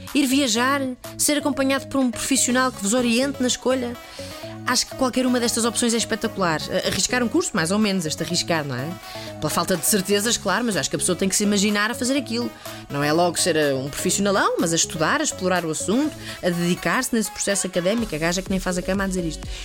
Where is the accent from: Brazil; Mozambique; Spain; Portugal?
Portugal; Estoril, Lisbon; pela forma de falar que se, se percebe que eu sou da Betoland e a Montestoril